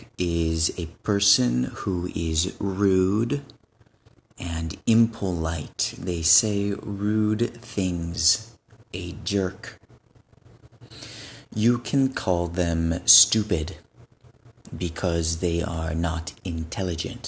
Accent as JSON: {"language": "English", "region": "West Coast of the United States", "country": "United States", "also_born_or_lived": "Benin", "said": "I am from the West Coast of the United States, the Pacific Coast of the United States."}